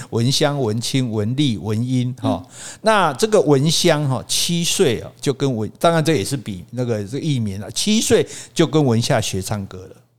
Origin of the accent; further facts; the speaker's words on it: Hukou, Hsinchu County, Taiwan; 我们家住在新竹的湖口